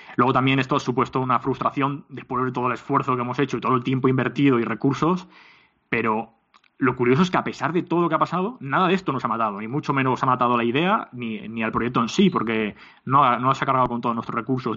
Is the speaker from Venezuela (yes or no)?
no; Alicante, Valencian Community, Spain; tanto mi socio como yo, eh, mi socio Berna como yo, eh, somos de Alicante